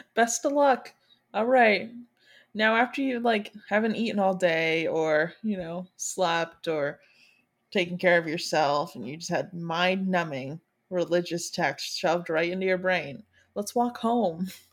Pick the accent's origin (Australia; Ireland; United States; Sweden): United States; Michigan; now in Florida, United States; right now I live in Florida, but I'm originally from Michigan